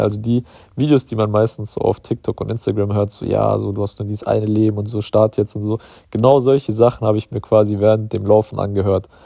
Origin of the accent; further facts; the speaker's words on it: Germany; bei uns in Deutschland